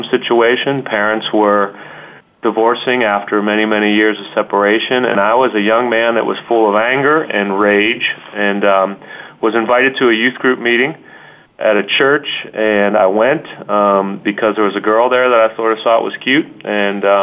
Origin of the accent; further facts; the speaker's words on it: Munhall, Pennsylvania, United States; I grew up in the Homestead sort of Munhall area